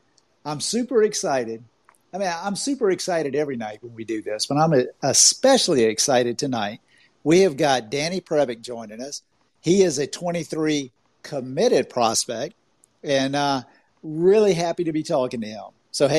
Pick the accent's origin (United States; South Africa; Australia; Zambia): United States; Augusta, Georgia; now in Orlando, United States; I'm down here in Orlando, Florida, but I'm originally from Augusta, Georgia